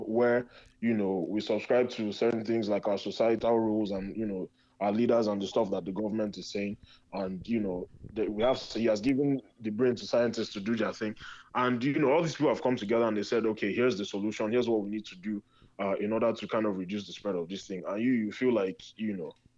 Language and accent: English; Nigeria; now in Chicago, United States; as a Nigerian, as a young Nigerian